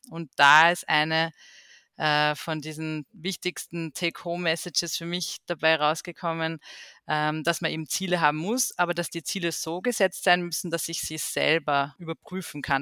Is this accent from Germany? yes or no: no; Austria; bei uns in Österreich